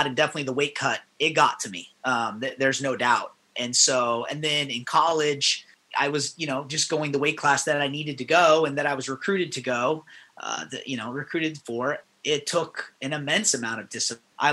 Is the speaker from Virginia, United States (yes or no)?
no; Las Vegas, Nevada, United States; moved away as an adult; also born or lived in Tempe, Arizona / Iowa; I grew up in Las Vegas